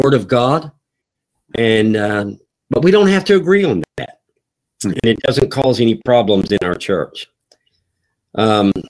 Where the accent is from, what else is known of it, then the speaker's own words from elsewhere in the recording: North Carolina, United States; now in Kentucky, United States; I am from North Carolina, and we pastor in Kentucky